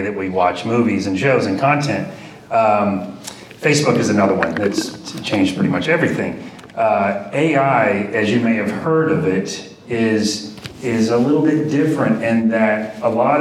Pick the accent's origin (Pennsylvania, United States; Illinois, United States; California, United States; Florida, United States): Florida, United States; Apopka; I was born in Apopka way back in 1971 in the Apopka Hospital, and I'm still here